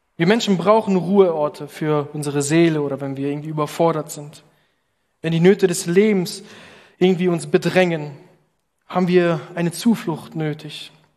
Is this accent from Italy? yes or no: yes; Italy; now in Berlin, Germany; als Italiener